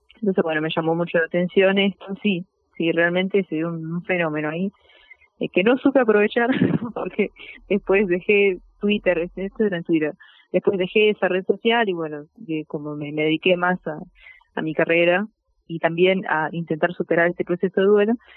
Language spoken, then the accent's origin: Spanish; Argentina; nuestra identidad como argentinos